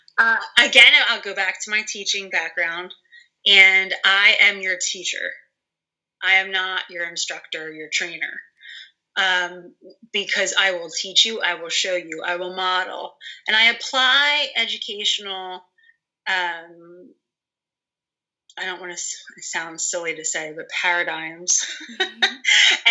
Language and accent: English; Bucks County, Pennsylvania, United States; I am from Bucks County